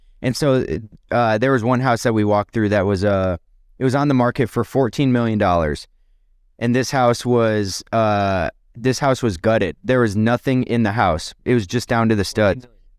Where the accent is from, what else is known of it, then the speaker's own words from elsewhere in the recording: Rochester, New York, United States; I'm from the Finger Lakes, Rochester region in upstate New York.